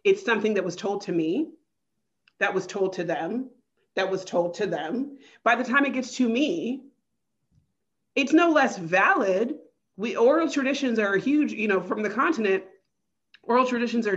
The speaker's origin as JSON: {"language": "English", "region": "California", "country": "United States", "said": "I'm not Central African. I'm from California. I'm Black American."}